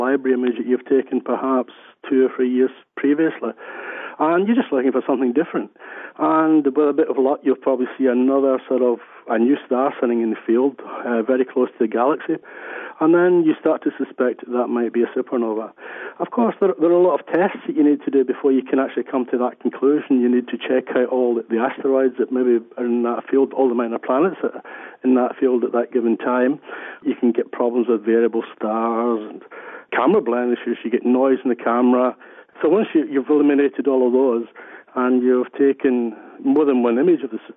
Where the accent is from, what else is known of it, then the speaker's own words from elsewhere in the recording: Glasgow, Scotland, United Kingdom; I come from Glasgow, Scotland, obviously, from the accent, but my sort of family background and the economic conditions in Glasgow